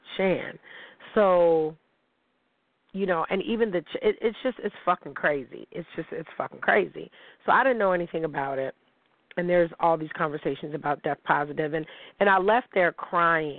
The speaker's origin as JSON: {"language": "English", "town": "Niagara Falls", "region": "New York", "country": "United States", "tie": "born or raised there", "also_born_or_lived": "Pittsburgh", "said": "I'm from Niagara Falls"}